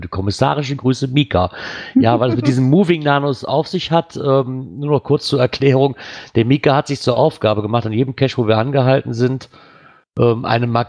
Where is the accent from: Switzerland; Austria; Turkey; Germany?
Germany; Bremen; nach Bremen, da wo ich herkomme. Hier ist es egal.